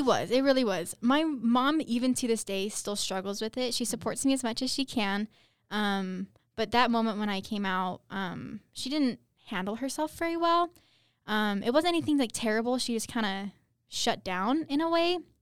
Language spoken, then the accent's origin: English; Utah, United States; I'm from Utah